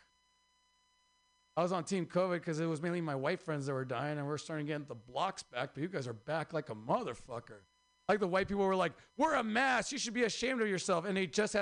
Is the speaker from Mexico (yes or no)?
yes; Mexico; also born or lived in Oaxaca / Mexicali, Baja California; now in San Francisco, United States; I'm from Oaxaca and Mexicali